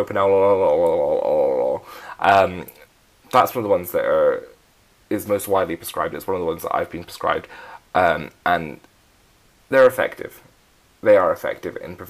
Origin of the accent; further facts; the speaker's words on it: Scotland, United Kingdom; I'm Scottish.